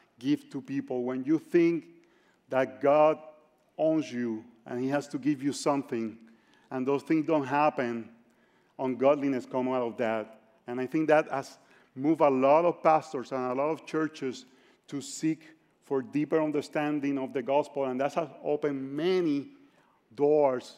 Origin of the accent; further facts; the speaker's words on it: Puerto Rico; English is a second language; moved away as an adult; now in United States; Puerto Rico, that's where I'm originally from, and 25 years later in the United States, and I still cannot get rid of this accent